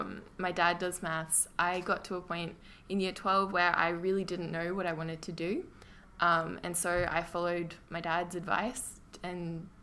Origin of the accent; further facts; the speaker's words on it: Maroochydore, Queensland, Australia; now in Brisbane, Australia; Born in Maroochydore. I currently live in Brisbane for study.